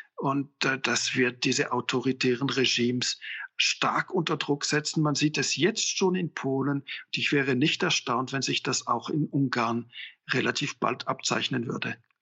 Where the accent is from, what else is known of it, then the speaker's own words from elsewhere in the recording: Switzerland; als Schweizer